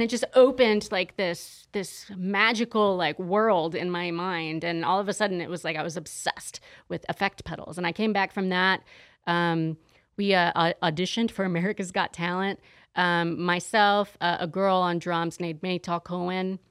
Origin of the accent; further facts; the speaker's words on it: San Diego, California, United States; moved away as an adult; also born or lived in Los Angeles; now in Las Vegas, United States; I'm actually from San Diego originally